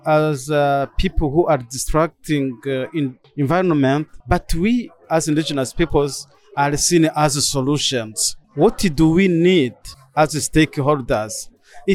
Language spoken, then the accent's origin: English; Burundi; I'm from Burundi, member of the Batwa community, who are indigenous peoples in Burundi.